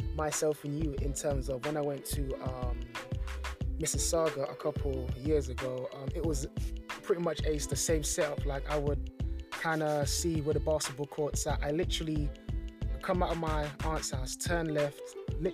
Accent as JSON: {"language": "English", "region": "London", "country": "United Kingdom", "said": "I'm from London"}